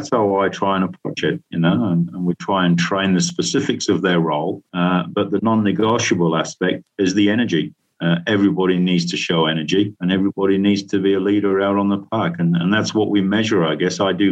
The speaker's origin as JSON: {"language": "English", "region": "Yorkshire and the Humber", "country": "United Kingdom", "said": "I'm a Yorkshireman"}